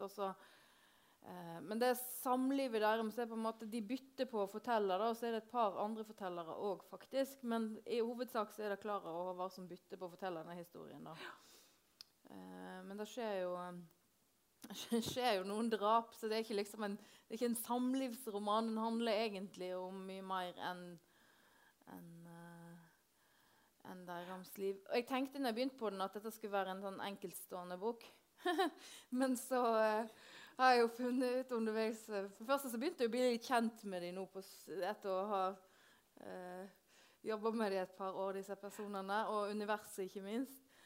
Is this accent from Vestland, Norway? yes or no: yes; Hardanger, Vestland, Norway; Hardanger, der jeg kommer fra